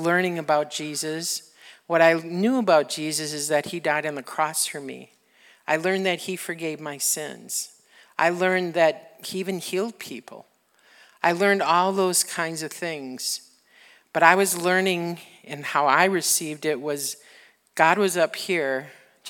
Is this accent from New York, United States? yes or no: no; Wisconsin, United States; we're from Wisconsin